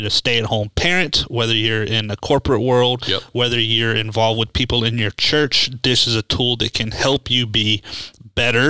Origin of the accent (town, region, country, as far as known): Pensacola, Florida, United States; born or raised there